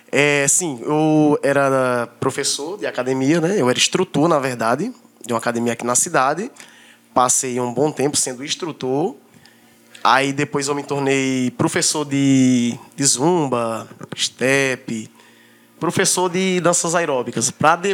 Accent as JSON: {"language": "Portuguese", "region": "Paraíba", "country": "Brazil", "said": "Eu, no caso, sou paraibano, cabra macho."}